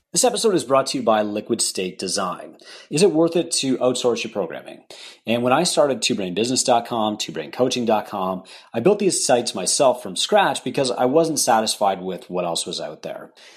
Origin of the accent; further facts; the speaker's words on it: Canada; I'm a Canadian